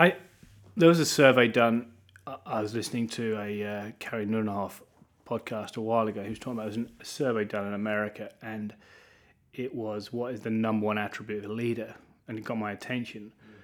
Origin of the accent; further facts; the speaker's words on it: Norwich, East of England, United Kingdom; also born or lived in Cape Town; now in Norwich, United Kingdom; we were with Pastors Phil and Lucinda Dooley in Cape Town for 6 years. And I grew up in Norwich, but we really felt God tugging on our hearts to build and lead a church. And so we headed back to Norwich, which is where I grew up